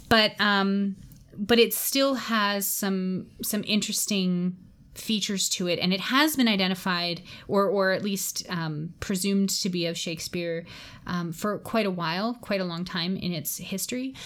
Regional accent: Canada; as a Canadian

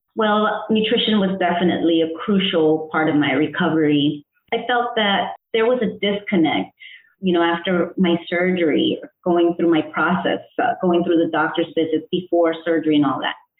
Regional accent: Connecticut, United States; also born or lived in El Salvador; I was born in El Salvador, raised in Connecticut in the United States

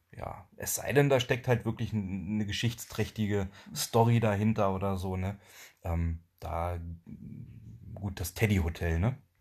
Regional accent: Germany; Also wir kommen ja nicht direkt aus dem Harz, sondern wir kommen aus dem Harzvorland.

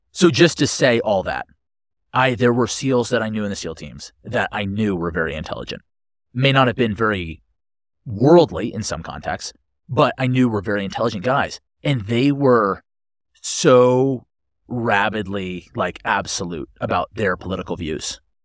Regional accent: Connecticut, United States; now in Boulder, United States; growing up in Connecticut, like, we had, like, chickens and stuff

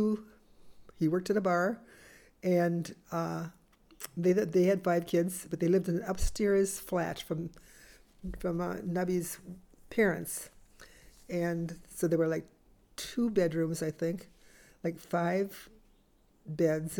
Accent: Ellsworth, Wisconsin, United States; moved away as an adult; also born or lived in Racine, Wisconsin; I had to go home for something, and so I flew to Minneapolis, and then I had to drive from Minneapolis to Ellsworth

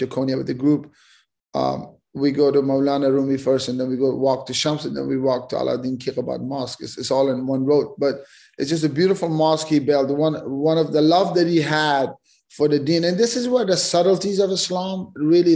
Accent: Afghanistan; we grew up in Afghanistan

